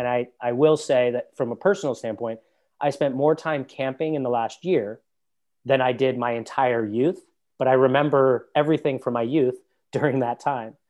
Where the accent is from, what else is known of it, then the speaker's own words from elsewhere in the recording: United States; being an American and having a U S passport